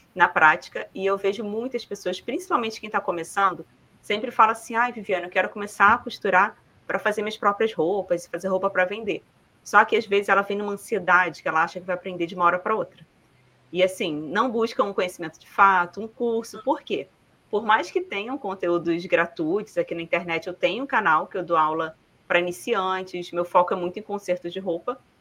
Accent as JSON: {"language": "Portuguese", "region": "Rio de Janeiro", "country": "Brazil", "also_born_or_lived": "Paraná", "accent": "carioca", "moved": "yes", "said": "Eu vim também do Rio de Janeiro, morava numa comunidade do Rio"}